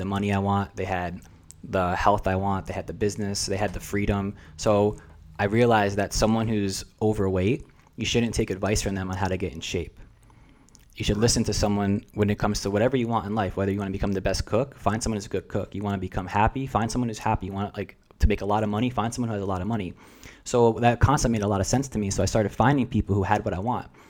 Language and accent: English; New Jersey, United States; first language Russian; English is a second language; moved away as an adult; now in San Diego, United States; I'm a first generation American. And that was a unique experience growing up, like, in New Jersey with Russian parents